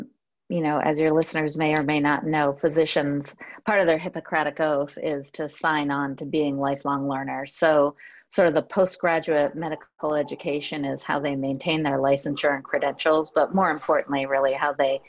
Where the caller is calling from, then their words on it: Bethesda, Maryland, United States; Bethesda, actually.